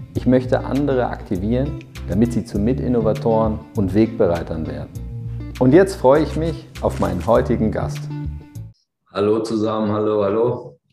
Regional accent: Berlin, Germany; ich bin ja Berliner

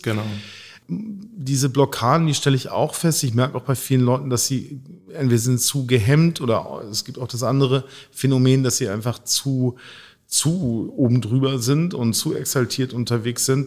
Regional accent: Hamburg, Germany; Ich bin hier aufgewachsen und äh, bin zwar halb Italiener, halb Finne

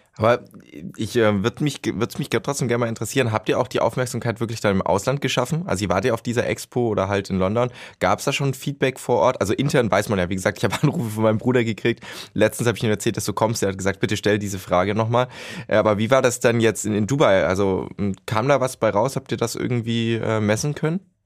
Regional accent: Baden-Württemberg, Germany; ich komme aus The Land

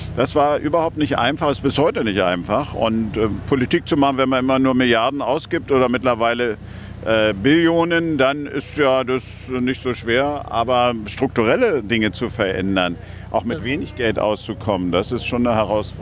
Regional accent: Germany; aber insgesamt auch als Deutscher

